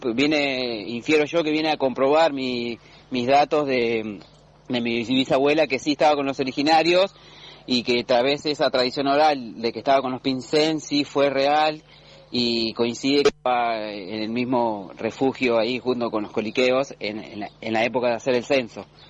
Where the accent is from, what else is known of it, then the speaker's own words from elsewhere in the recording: Pasteur, Buenos Aires, Argentina; now in Necochea, Argentina; vivo en la ciudad de Necochea, eh, nací en Lincoln, eh, provincia de Buenos Aires, precisamente en Pasteur